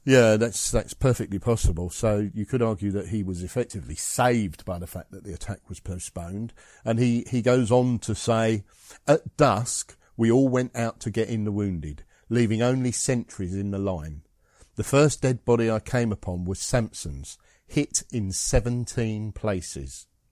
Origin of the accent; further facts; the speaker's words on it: Scotland, United Kingdom; I'm Scottish